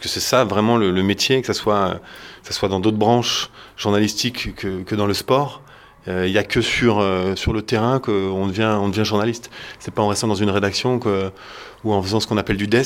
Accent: Caen, Normandy, France; j'ai grandi à Caen

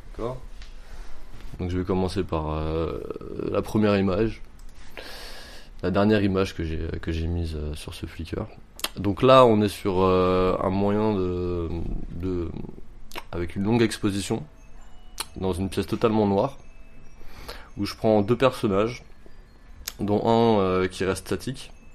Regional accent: Montreuil, Île-de-France, France; j'ai 29 ans, je viens de Montreuil

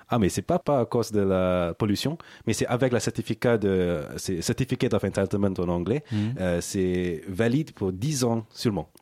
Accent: Singapore; French is a second language; je suis né à Singapour

